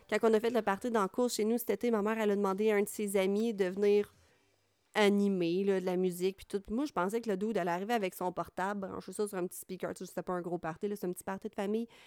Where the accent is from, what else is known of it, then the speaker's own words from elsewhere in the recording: Trois-Rivières, Quebec, Canada; je viens de Trois-Rivières